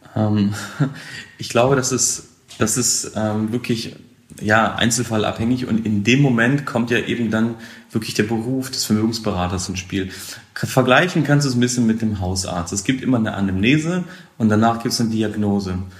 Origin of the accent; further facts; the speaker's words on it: Hameln, Lower Saxony, Germany; ich komme aus der Nähe von Hannover, aus dem Weserbergland, aus Hameln